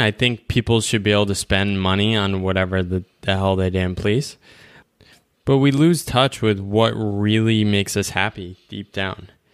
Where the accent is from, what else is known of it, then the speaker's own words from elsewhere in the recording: United States; as an American, we're, we grew up in this culture